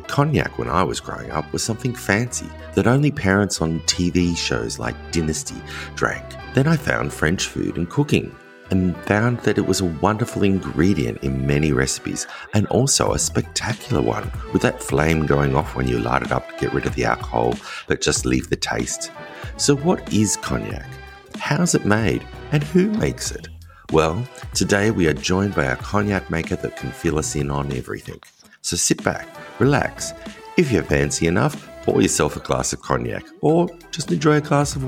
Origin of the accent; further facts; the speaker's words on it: Australia; us Australians